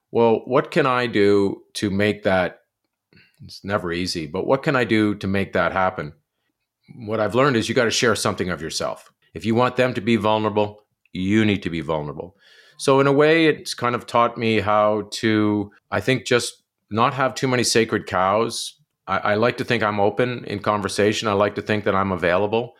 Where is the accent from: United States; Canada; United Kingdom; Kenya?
Canada; outside Kingston, Ontario; growing up outside of Kingston, a little place called Amersfoort.